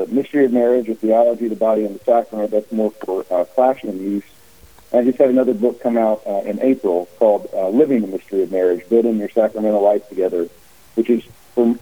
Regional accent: Cincinnati, Ohio, United States; moved away as an adult; also born or lived in North Carolina / St. Louis; I grew up in Cincinnati

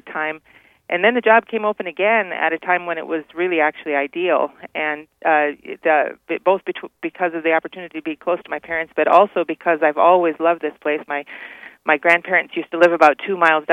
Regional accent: Faith, South Dakota, United States; moved away as an adult; also born or lived in Ohio / Austria / Ireland / Oklahoma City; I grew up in Faith, South Dakota

